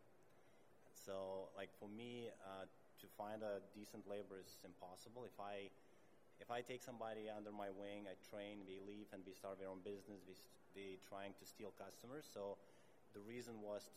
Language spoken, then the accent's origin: English; Lithuania; moved away as an adult; now in Canada; I'm originally from Lithuania. Moved to Canada 11 years ago